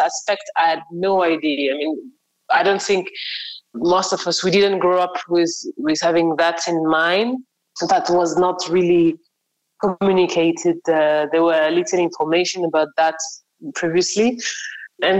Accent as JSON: {"language": "English", "town": "Paris", "region": "Île-de-France", "country": "France", "tie": "born or raised there", "moved": "yes", "said": "originally I'm from France. I grew up in Paris"}